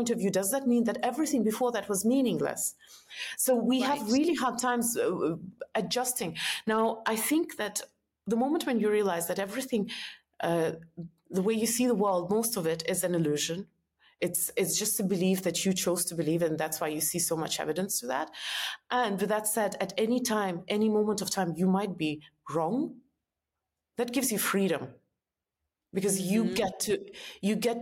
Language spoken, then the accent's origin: English; Estonia; moved away as an adult; also born or lived in New York; I'm from Estonia